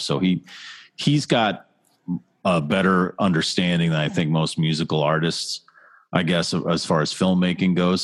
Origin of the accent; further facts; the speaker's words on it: Massachusetts, United States; also born or lived in Pittsburgh, Pennsylvania; I grew up here in Massachusetts